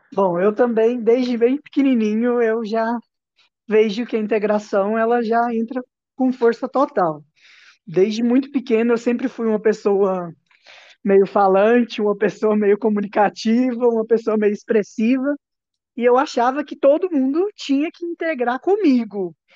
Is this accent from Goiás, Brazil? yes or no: yes; Santa Bárbara de Goiás, Goiás, Brazil; Eu sou de Santa Bárbara